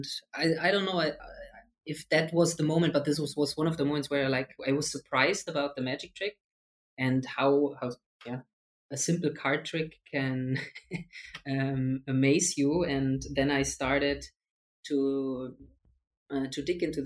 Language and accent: English; Germany; I'm from Germany